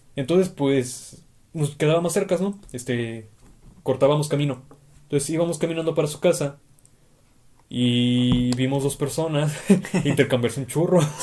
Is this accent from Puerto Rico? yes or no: no; Tijuana, Baja California, Mexico; ambos somos de Tijuana. Hemos vivido aquí toda nuestra vida